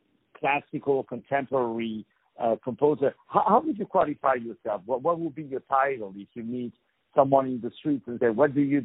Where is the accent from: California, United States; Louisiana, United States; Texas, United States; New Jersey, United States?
New Jersey, United States; accent: New Jersey; My accent is from New Jersey, in case people are wondering.